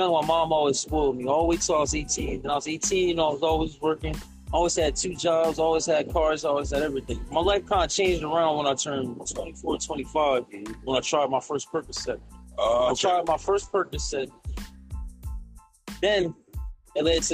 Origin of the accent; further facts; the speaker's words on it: Camden, New Jersey, United States; I'm from Camden, New Jersey. I live a majority of my life in White Boy Fairview